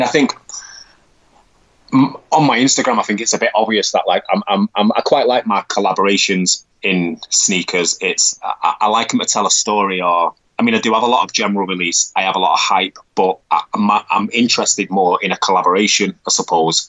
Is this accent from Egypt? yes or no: no; Manchester, North West England, United Kingdom; I'm from Manchester, so I'm from the north of England.